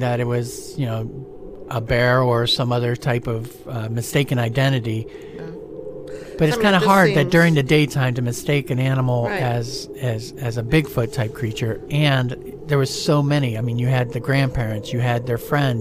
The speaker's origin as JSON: {"language": "English", "area": "Stark County", "region": "Ohio", "country": "United States", "tie": "born or raised there", "moved": "yes", "lives_now": "Florida, United States", "said": "where I grew up in Stark County, Ohio"}